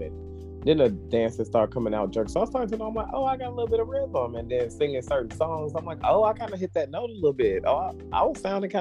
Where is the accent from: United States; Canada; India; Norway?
United States; Harvey; I coached the little league team that we had in Harvey, which was my hometown